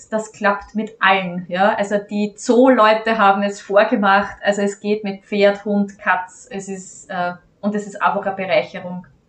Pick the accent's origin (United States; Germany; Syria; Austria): Austria; ich als Hundefriseurin hier bei uns in Österreich ähm, eine von wenigen bin